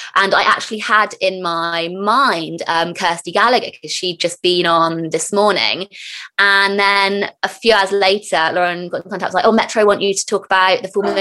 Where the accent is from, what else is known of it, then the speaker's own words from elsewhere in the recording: near Glastonbury, South West England, United Kingdom; when I was younger, we grew up near Glastonbury, the town